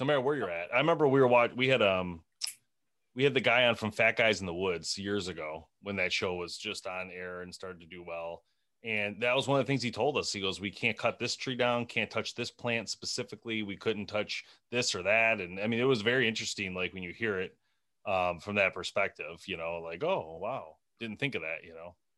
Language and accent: English; Michigan, United States; we're from Michigan